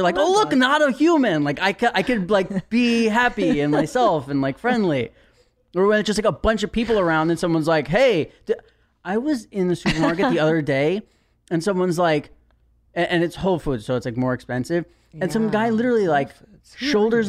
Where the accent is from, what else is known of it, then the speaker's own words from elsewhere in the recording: New York, United States; now in Los Angeles, United States; I'm a New Yorker